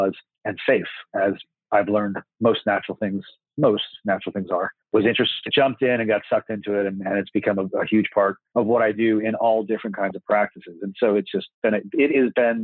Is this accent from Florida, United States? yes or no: yes; Florida, United States; I'm from Florida, hometown, and I've done all my schooling here